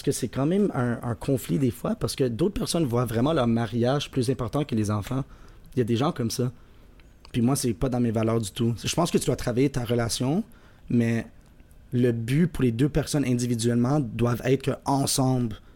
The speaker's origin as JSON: {"language": "French", "region": "Quebec", "country": "Canada", "said": "c'est sûr que c'est moins stressant de se marier en tant que Québécois"}